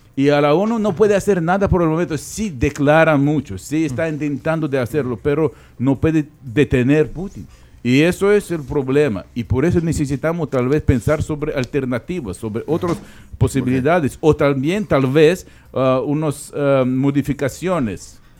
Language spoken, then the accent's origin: Spanish; Ukraine